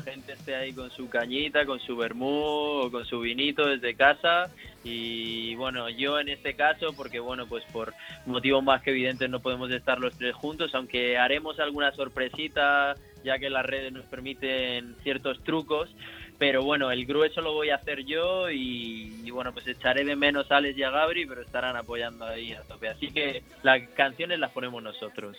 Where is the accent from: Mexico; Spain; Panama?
Spain; Region of Murcia